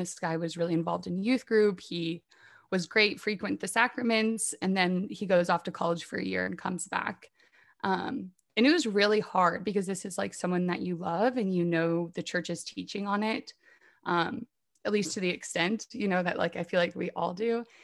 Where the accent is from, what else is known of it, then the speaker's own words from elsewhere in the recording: Indiana, United States; moved away as an adult; now in Washington, D.C., United States; I'm from Indiana, so I do love Indiana, but I have ventured away for the time being and now live in Washington, D C